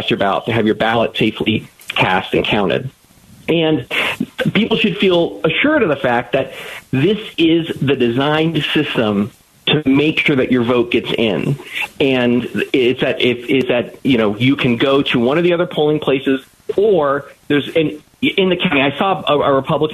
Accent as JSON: {"language": "English", "region": "Arizona", "country": "United States", "said": "I am a Democrat from Arizona"}